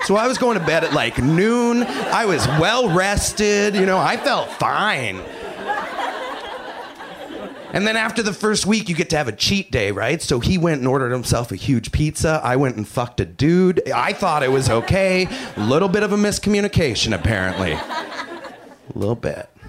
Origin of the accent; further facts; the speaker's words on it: Canada; I'm Canadian